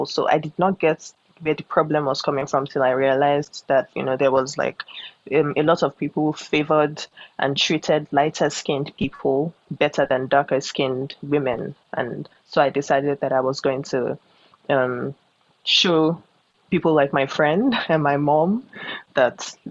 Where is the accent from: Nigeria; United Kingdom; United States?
Nigeria; Lagos; I'm an artist from Lagos, Nigeria